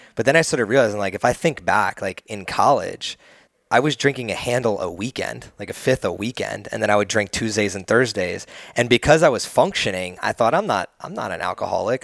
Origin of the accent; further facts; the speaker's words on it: New Jersey, United States; now in Austin, United States; I come from the East Coast, and New Jersey is, like, way much more a, a melting pot